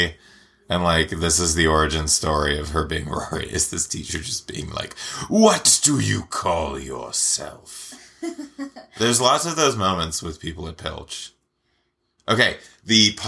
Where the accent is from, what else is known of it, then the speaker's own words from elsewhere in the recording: Southern California, United States; I am from Southern California